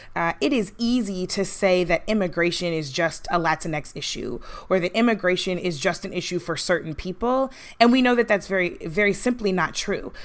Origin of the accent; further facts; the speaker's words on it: St. Louis, Missouri, United States; I grew up in Saint Louis